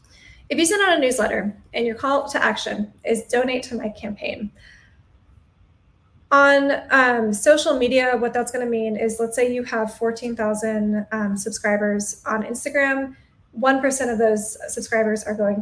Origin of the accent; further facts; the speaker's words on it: Atlanta, Georgia, United States; now in Wilmington, United States; I'm originally from Atlanta, but at this point I've lived in 6 different cities across 3 separate countries.